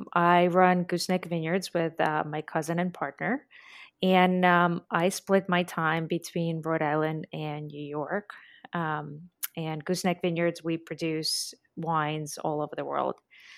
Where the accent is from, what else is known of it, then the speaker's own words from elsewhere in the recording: Latvia; So it's a small country called Latvia.